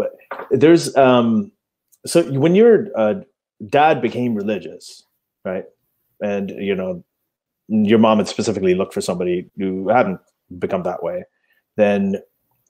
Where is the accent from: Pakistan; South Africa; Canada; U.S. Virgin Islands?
Pakistan; moved away; also born or lived in Karachi, Pakistan / Lahore, Pakistan; I grew up in Pakistan. I lived in, I think 5 or 6 years in Karachi, and I lived in Lahore as well. I was born in Lahore.